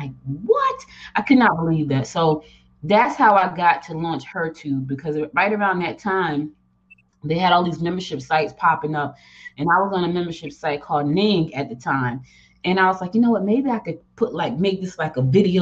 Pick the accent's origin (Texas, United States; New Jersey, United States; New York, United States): New Jersey, United States; Newark; also born or lived in Georgia / Rocky Mount, North Carolina; I was born in Georgia, but I was raised in Jersey